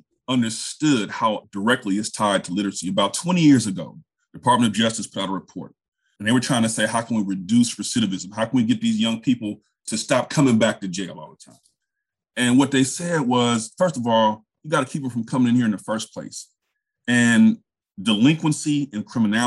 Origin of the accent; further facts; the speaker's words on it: Richmond, California, United States; moved away as an adult; also born or lived in South Carolina; I grew up in Richmond, California, which is basically right next to Oakland